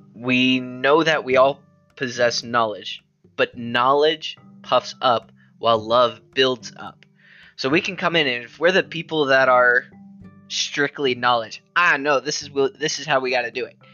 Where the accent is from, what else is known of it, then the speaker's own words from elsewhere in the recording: United States; us as Americans that we are Americans.